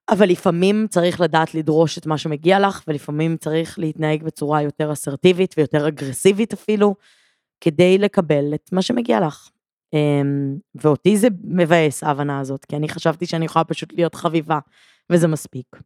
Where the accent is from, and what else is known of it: Givatayim, Tel Aviv District, Israel